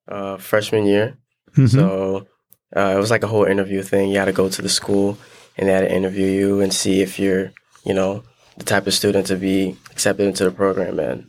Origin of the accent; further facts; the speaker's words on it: Liberia; now in United States; I wasn't born here. So back, I was born in Liberia, West Africa. So back there, I started my journey from playing soccer.